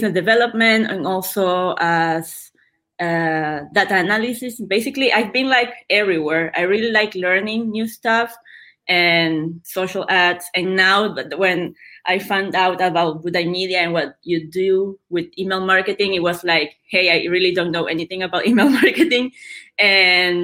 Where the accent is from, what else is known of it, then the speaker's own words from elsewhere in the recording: Nicaragua; moved away as an adult; now in Buenos Aires, Argentina; I'm from Nicaragua